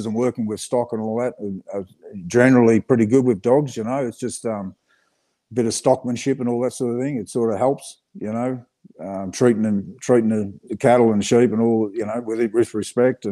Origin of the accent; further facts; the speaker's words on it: Geelong, Victoria, Australia; I grew up down Geelong, sort of down south from here.